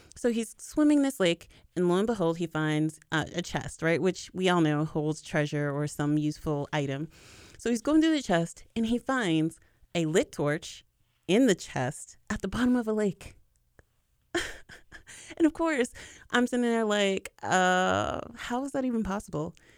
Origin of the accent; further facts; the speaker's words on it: United States; I'm from America and not from, um, Quebec